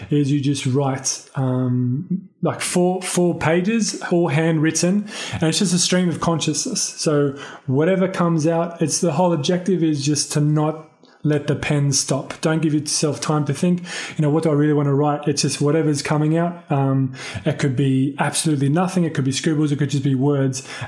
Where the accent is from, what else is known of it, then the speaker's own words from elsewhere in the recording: Sydney, New South Wales, Australia; I grew up in Sydney, Bardwell Park, more specifically, and then moved to Blakehurst, which is like down south for a bit, and then kind of settled in the inner